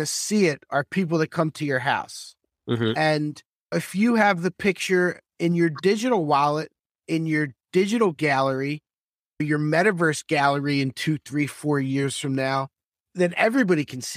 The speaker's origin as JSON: {"language": "English", "town": "Philadelphia", "region": "Pennsylvania", "country": "United States", "tie": "born or raised there", "moved": "as an adult", "lives_now": "Miami, United States", "said": "I'm from Northeast Philadelphia."}